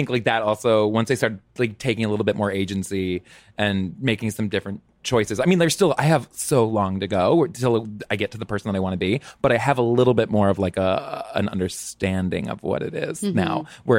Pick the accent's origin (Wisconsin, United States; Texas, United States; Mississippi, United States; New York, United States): Texas, United States; I'm from Texas.